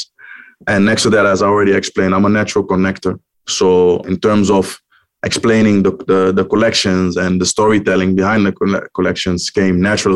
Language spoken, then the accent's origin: English; Amsterdam, North Holland, Netherlands; moved away as an adult; now in New York, United States; our neighborhood that we grew up in Amsterdam, in the west part of Amsterdam